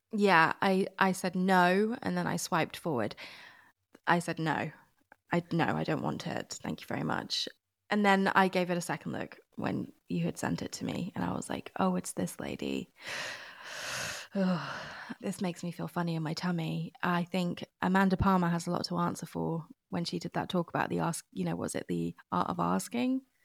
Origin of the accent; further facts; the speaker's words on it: United Kingdom; as a British person